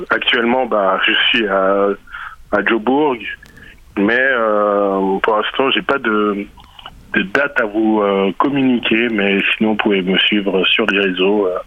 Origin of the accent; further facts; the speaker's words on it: DR Congo; j'ai amené la musique de chez moi, qui est la musique sébène. Donc je, je viens du Congo